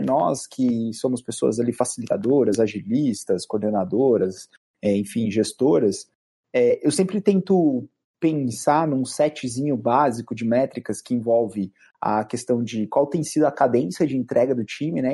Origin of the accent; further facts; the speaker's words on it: Bauru, São Paulo, Brazil; sou de Bauru, né? Originário de Bauru